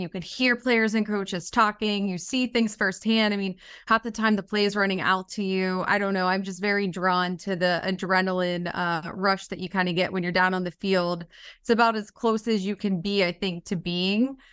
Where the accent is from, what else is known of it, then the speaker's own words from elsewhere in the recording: Pittsburgh, Pennsylvania, United States; I'm from Pittsburgh, born and raised